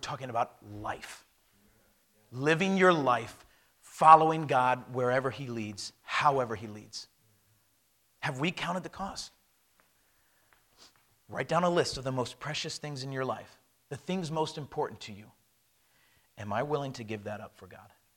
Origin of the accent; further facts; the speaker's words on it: United States; moved away as an adult; I am an American